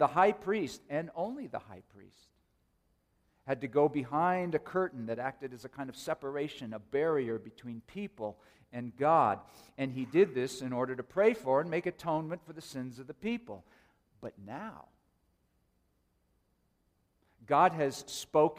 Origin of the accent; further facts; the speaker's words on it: Oakland, California, United States; When I was a teenager growing up in the Oakland, San Francisco Bay Area